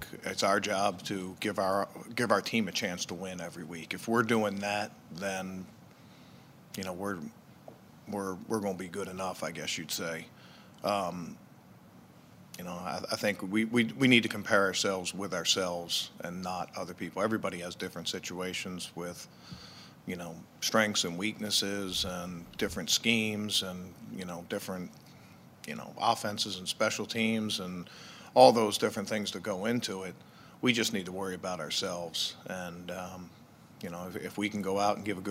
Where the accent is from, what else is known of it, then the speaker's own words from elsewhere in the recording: Baltimore, Maryland, United States; I grew up in Baltimore